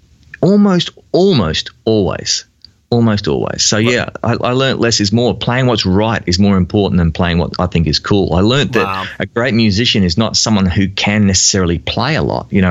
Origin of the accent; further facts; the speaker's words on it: Victoria, Australia; playing cover bands around Melbourne and my home state of Victoria